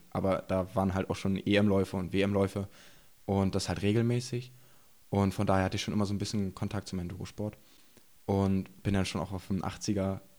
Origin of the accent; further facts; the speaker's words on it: Burg, Saxony-Anhalt, Germany; Und ich komme gebürtig aus Burg und wohne jetzt auch wieder in Burg.